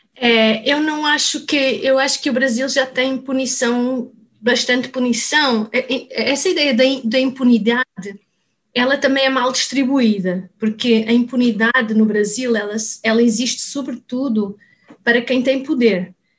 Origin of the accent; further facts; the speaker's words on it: Portugal; moved away as an adult; also born or lived in Lisbon; now in Brazil; eu sou portuguesa